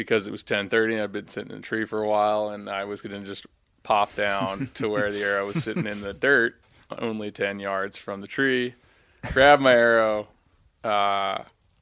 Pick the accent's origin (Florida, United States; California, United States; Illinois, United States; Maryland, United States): Maryland, United States; Trappe; now in Ketchum, United States; I am from Trapp, Maryland. I live in Ketchum